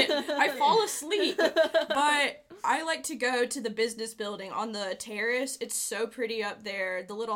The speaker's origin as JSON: {"language": "English", "town": "LaGrange", "region": "Georgia", "country": "United States", "moved": "as an adult", "lives_now": "Auburn, United States", "said": "I'm a sophomore here from LaGrange, Georgia"}